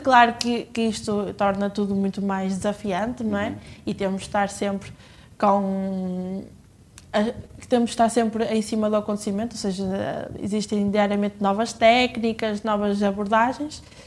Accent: Penafiel, Porto District, Portugal; a minha cidade natal eh, e, e tenho, tenho muito orgulho em ser de, de Penafiel

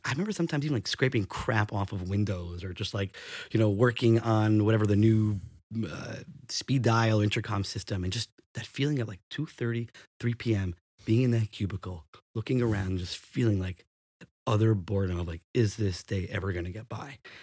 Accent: New Rochelle, New York, United States; I was born and raised in New Rochelle

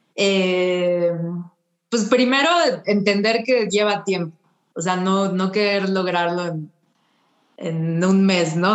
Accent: Mexico; soy una fotógrafa, vengo de México

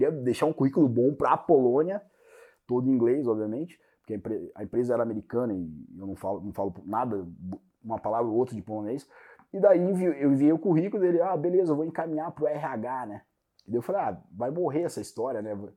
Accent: Brazil; born there; Você já morou no Brasil? Moro, no, nasci no Brasil.

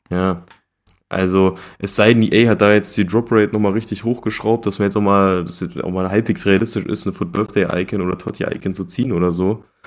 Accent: Germany; als Deutscher

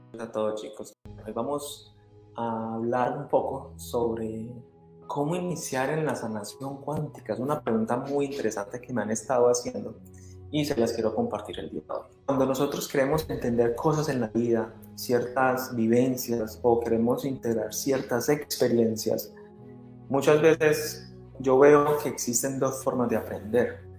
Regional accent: Colombia; moved away as an adult; now in Canada; Si yo estoy en Canadá, soy colombiano

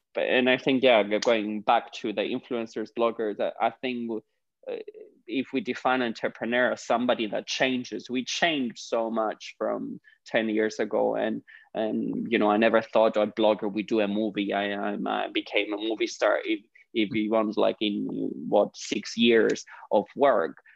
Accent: Cyprus; moved away as an adult; now in London, United Kingdom; I'm originally from Cyprus, uh, the Greek part of Cyprus.

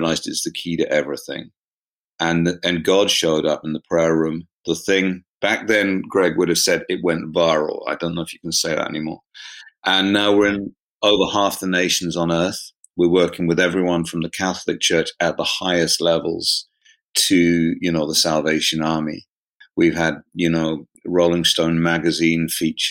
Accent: South East England, United Kingdom; accent: home counties, southeast of England, London accent; also born or lived in United States; they'd probably call it a home counties, southeast of England, London accent. My mum's Scottish, so she has a Scottish accent, but I grew up in the southeast

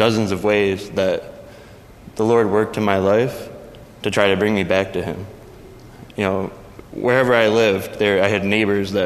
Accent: Rochester, New York, United States; I grew up in Rochester, New York

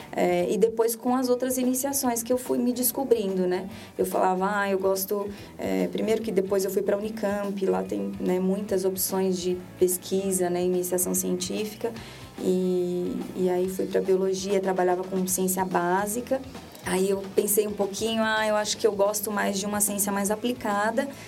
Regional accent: Ourinhos, São Paulo, Brazil; born or raised there; moved away as an adult

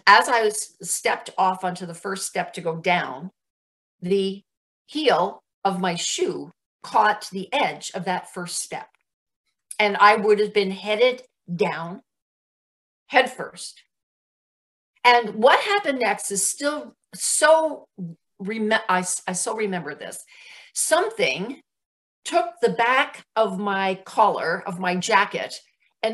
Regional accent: New Jersey, United States; moved away; I was raised back east in New Jersey

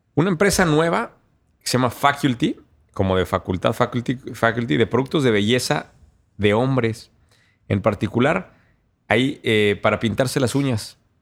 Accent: Querétaro, Mexico; es de mi tierra, güey. Una fintech de Querétaro

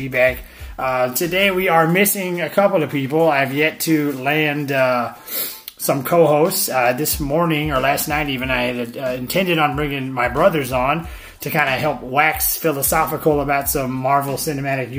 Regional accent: Florida, United States; Here in my home state of Florida

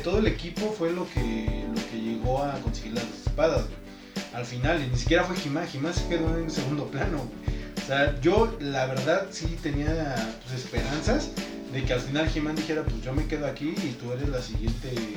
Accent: Mexico; somos mexicanos

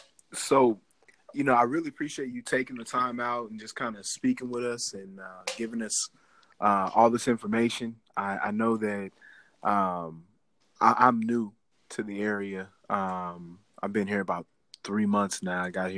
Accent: Midwest, United States; now in Washington, United States; I came out here from Midwest.

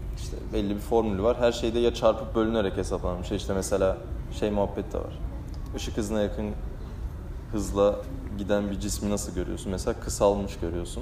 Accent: Balıkesir, Turkey

